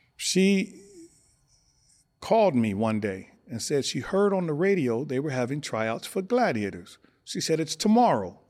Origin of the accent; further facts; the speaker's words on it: Los Angeles, California, United States; also born or lived in Omaha, Nebraska; I was born in Omaha, Nebraska. We moved to California when I was six years old. We moved to South Central, down the street from Fremont High School, seventy-ninth Street